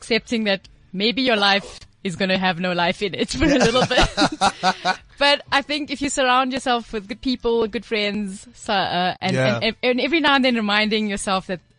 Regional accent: Durban, KwaZulu-Natal, South Africa; moved away; It's my hometown.

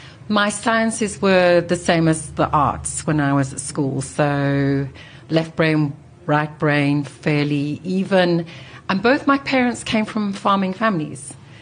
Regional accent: north of England, United Kingdom; So I'm a first-generation immigrant who didn't know any English people until I was an adult because I was Catholic.

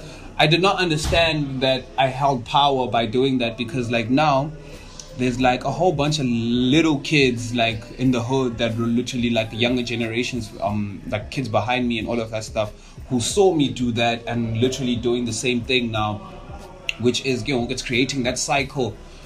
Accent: Mandalay, Mandalay Region, Myanmar; Before I answer that, I'm gonna go back to, I grew up in Mandalay, ne?

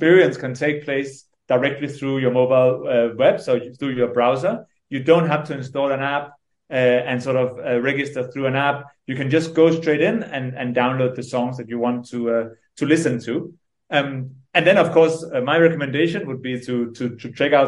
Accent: Denmark; moved away as an adult; now in Nairobi, Kenya; I'm originally from Denmark. I grew up there, and then I moved here when I was 21, 22

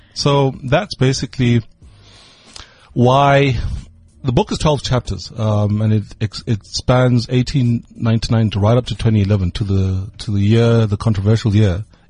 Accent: Eswatini; moved away as an adult; now in South Africa; I'm born and bred Swazi and I'm very proud of it. I'm a South African by naturalization.

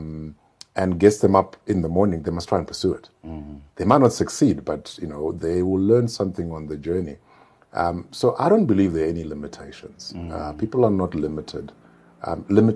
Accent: Mutare, Manicaland, Zimbabwe; also born or lived in Goromonzi, Zimbabwe; I come from a small town. Yes, I grew up in Mutare

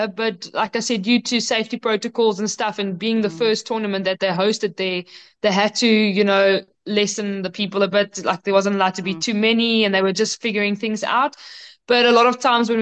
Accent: South Africa; in our country as a South African

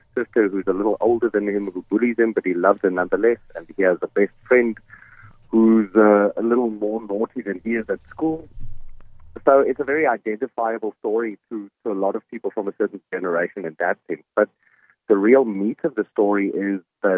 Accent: Namibia; moved away; Finsuk in Namibia. And it's very special to me because that's where I was born. And this will be the first time I'll perform on my hometown professionally after many years

